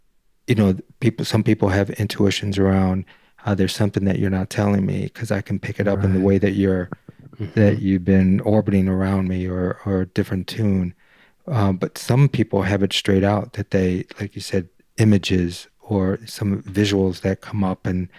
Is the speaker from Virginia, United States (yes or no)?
no; Detroit, Michigan, United States; Like I grew up in Detroit, and maybe there's something to that where, like, you know, I can walk in and feel like, nah, there's something about this dude, man.